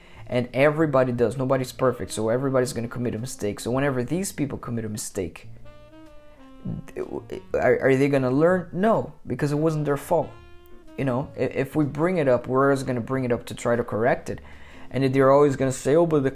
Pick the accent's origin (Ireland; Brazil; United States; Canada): Brazil; moved away; I'm from Brazil, and a lot of people from my country, actually from the country where I was born, from Brazil